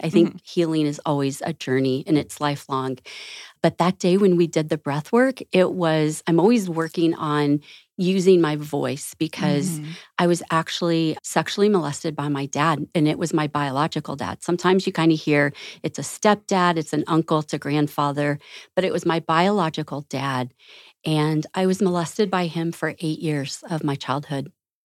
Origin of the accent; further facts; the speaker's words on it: Florida, United States; I grew up in Southwest Florida.